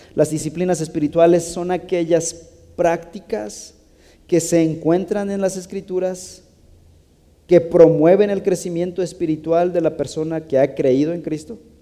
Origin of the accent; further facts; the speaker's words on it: Mexico; somos creativos los mexicanos